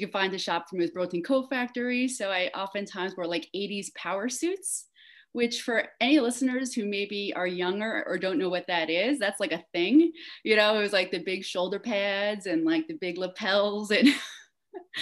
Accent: New York, United States; also born or lived in Queens, New York; now in Asheville, United States; living and growing up in New York

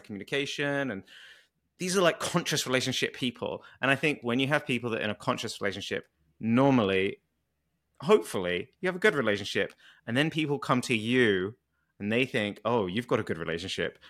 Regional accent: United Kingdom; accent: British

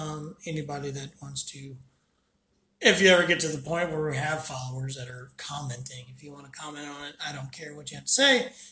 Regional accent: Columbia, Missouri, United States; now in St. Louis, United States; I'm from Columbia area, Missouri. And long story short, I ended up in St. Louis

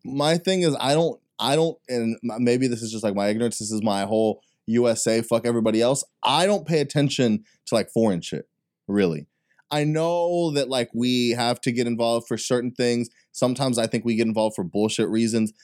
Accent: Texas, United States; I'm, I'm from Texas

